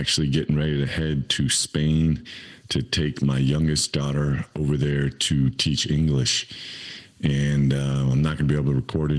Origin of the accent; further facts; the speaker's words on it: Campbell, California, United States; I grew up in Campbell, California, have 8 brothers and sisters